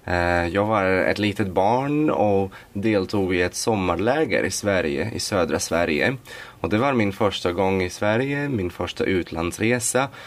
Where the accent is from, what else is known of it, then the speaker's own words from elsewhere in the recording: Latvia; Swedish is a second language; moved away as an adult; now in Sweden; Jag kommer från Lettland.